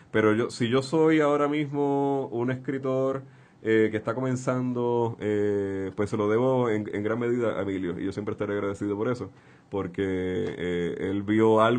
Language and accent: Spanish; Santurce, Puerto Rico; Nací en el Hospital Pavía el 29 de marzo de 1981. Eh, me crié en el barrio Caimito.